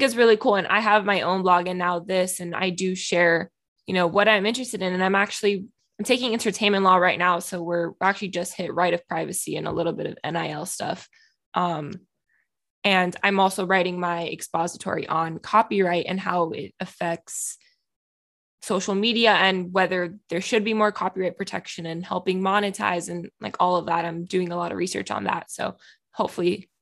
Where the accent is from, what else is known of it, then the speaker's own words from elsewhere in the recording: Miami, Florida, United States; I'm from Miami.